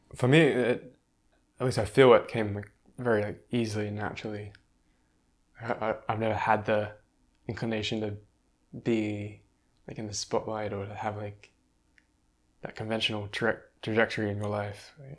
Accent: Australia; moved away as an adult; growing up in Australia, in that landscape.

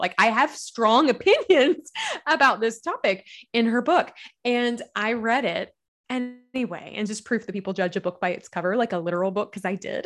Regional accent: Kentucky, United States; accent: Southern; I am a Southern gal. You'll hear the accent. I'm from Kentucky

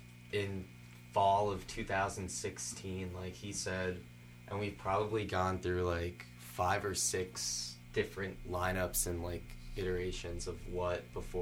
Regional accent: Long Island, New York, United States; I'm also from Long Island.

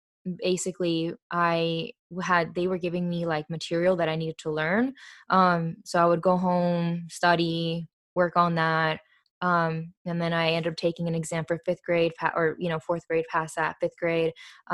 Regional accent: Florida, United States; also born or lived in Argentina; I was raised with my family speaking Spanish to me at the house, and I was born and raised in Florida, so then I had English with my cousins and at school and with friends

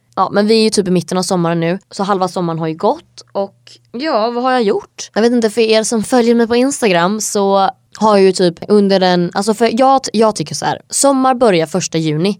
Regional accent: Sweden; moved away as an adult; now in Hungary; när jag bodde hemma i Sverige

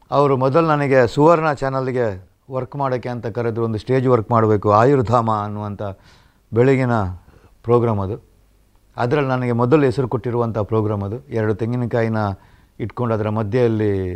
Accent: Mundadi, Karnataka, India; ನನ್ನ ಊರು ಬೆಳ್ತಂಗಡಿ ತಾಲೂಕಿನ ಪಣಕಾಜೆಯ ಪಕ್ಕ ಇರುವಂಥ ಮುಂಡಾಡಿ

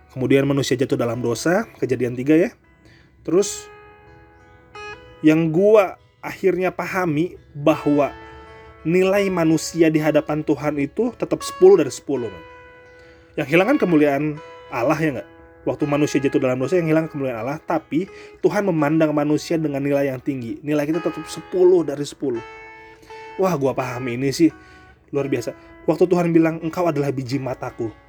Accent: North Sumatra, Indonesia; lebih tepatnya suku gua loh gua kan Batak ya

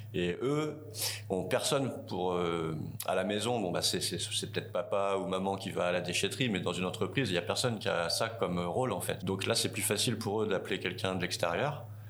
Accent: Tours, Centre-Val de Loire, France; moved away as an adult; now in New Caledonia; je viens de Tours, en France

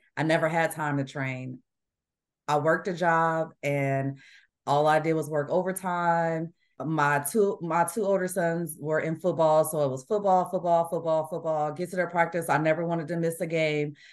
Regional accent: Chicago, Illinois, United States; moved away as an adult; also born or lived in Washington State / Bamberg, Germany; now in Indiana, United States; When I grew up in Illinois, I did not like the snow

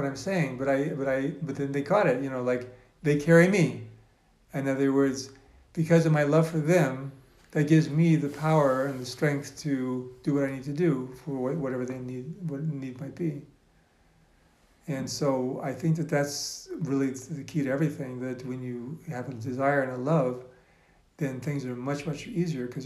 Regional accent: Alaska, United States; now in Safed, Israel; I grew up in Alaska

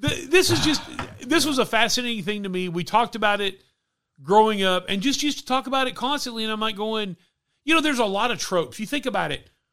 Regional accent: Texas, United States; growing up in Texas, been a lot of people wearing cowboy boots

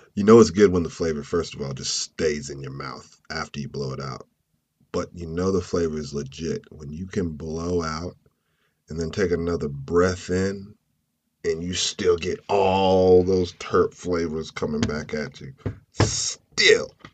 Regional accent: Clayton, North Carolina, United States; my hometown of Clayton

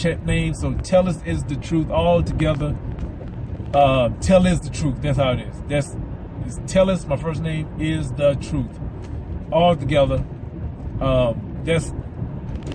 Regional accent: the South, United States; I'm from the South, so I got some Southerners to me

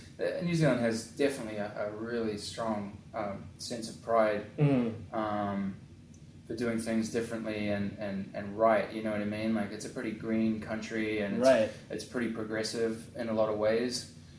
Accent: North East England, United Kingdom; born there; the Captain Cook actually was born in the town that I was born in England.

